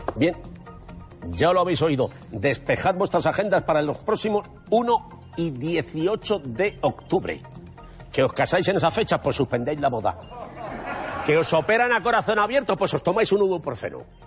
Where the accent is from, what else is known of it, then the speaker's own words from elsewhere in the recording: Madrid, Community of Madrid, Spain; Como madrileño que soy